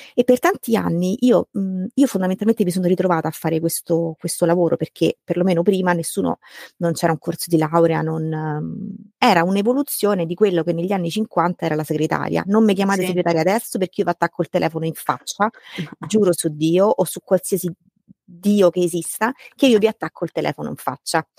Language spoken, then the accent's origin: Italian; Rome, Lazio, Italy; sono romana di nascita, vivo a Roma da sempre